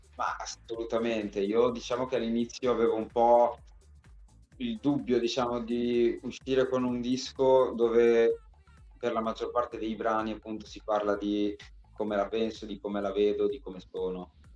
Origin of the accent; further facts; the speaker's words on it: Bologna, Emilia-Romagna, Italy; io sono un Regaz di Bolo perché sono nato e cresciuto a Bologna